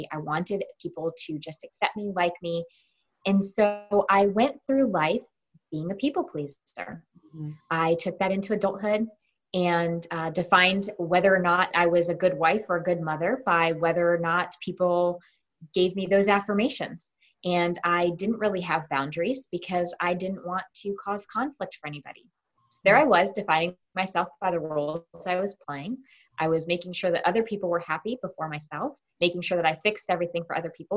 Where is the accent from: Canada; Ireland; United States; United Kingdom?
United States; Connecticut; I was born and raised in Connecticut